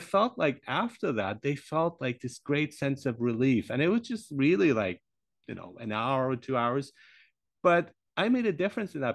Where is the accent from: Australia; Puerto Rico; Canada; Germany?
Germany; also born or lived in Iran; I grew up in Germany